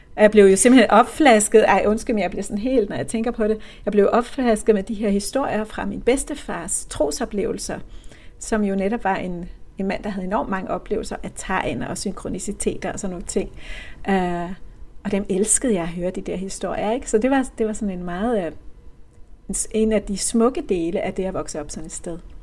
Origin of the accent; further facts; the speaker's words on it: Copenhagen, Capital Region of Denmark, Denmark; det her murstenshus på Amager, hvor jeg voksede op